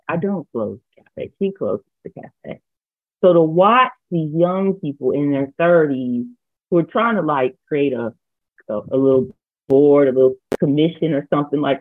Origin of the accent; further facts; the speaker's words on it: North Carolina, United States; also born or lived in Cincinnati, Ohio / Senegal; A Black girl who grew up in North Carolina